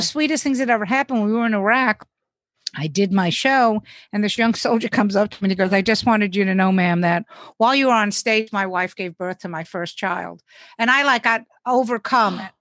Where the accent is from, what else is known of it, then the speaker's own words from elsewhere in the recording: New York City, New York, United States; I live in New York City